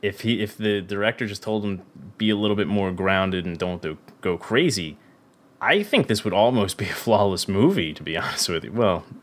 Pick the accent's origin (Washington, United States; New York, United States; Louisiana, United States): Louisiana, United States; New Orleans; I'm from New Orleans. That's where I get this from.